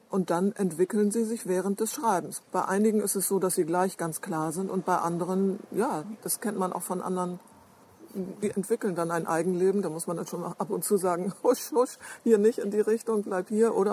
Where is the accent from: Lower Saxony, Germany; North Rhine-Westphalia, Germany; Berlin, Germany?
Lower Saxony, Germany; obwohl es meine Heimat ist, dass zu jener Zeit, also in den beiden letzten Kriegsjahren, über die Hälfte der Menschen, die da zum Beispiel in Ostfriesland in der äh, Landwirtschaft gearbeitet haben, aus dem Ausland kamen.